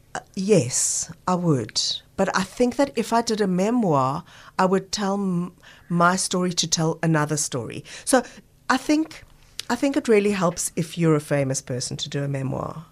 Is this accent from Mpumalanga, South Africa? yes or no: no; Johannesburg, Gauteng, South Africa; now in Cape Town, South Africa; growing up in Joburg